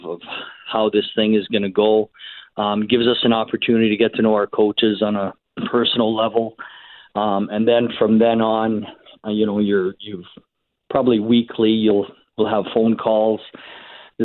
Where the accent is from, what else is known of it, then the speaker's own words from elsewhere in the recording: Canada; being a Canadian